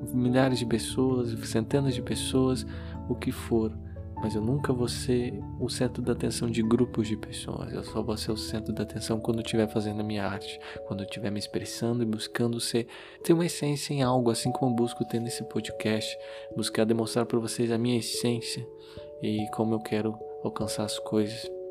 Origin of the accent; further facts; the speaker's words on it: Curitiba, Paraná, Brazil; eu sou de Curitiba